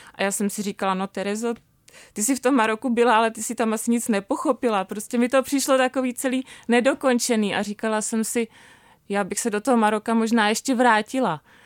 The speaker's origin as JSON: {"language": "Czech", "region": "Bohemia", "country": "Czechia", "also_born_or_lived": "Marrakesh, Morocco", "moved": "as an adult", "said": "tady u nás v Čechách"}